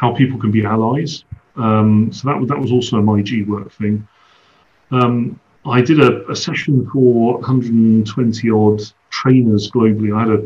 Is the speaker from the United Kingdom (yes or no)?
yes; London, United Kingdom; moved away; I went to London. It was the first time in effectively my hometown as myself